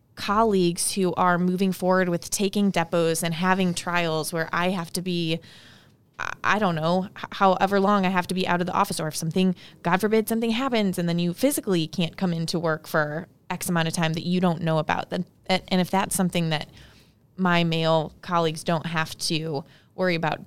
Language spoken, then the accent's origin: English; St. Louis, Missouri, United States; I was born and raised in Saint Louis